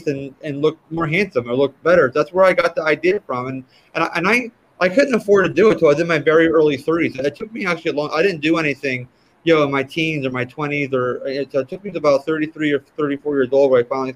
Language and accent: English; Jersey Shore, New Jersey, United States; moved away as an adult; also born or lived in Malibu, California; I grew up on the Jersey Shore in South Jersey on the ocean.